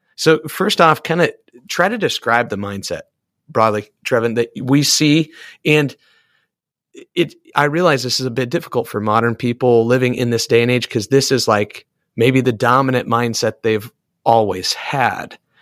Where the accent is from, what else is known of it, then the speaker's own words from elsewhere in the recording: Iowa, United States; I am an Iowan and I'm an American.